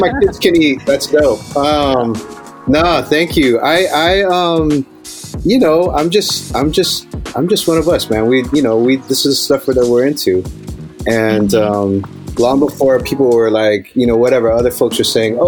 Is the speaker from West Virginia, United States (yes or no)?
no; Hawaii, United States; moved away; also born or lived in California; I grew up in Hawaii and then I moved to California